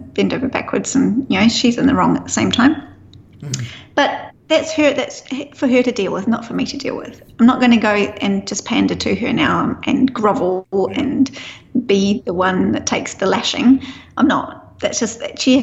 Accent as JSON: {"language": "English", "country": "New Zealand", "said": "being a Kiwi"}